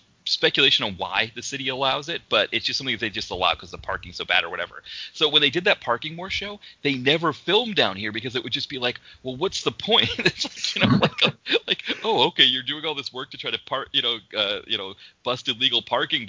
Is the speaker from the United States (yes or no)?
yes; Maine, United States; moved away; I grew up in Maine